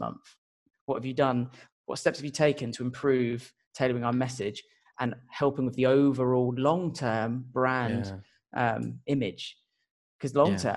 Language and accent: English; Portsmouth, South East England, United Kingdom; I'm from a place called Portsmouth